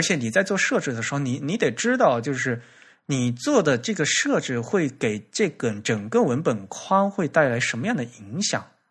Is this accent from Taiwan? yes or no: no; China; 我们中国人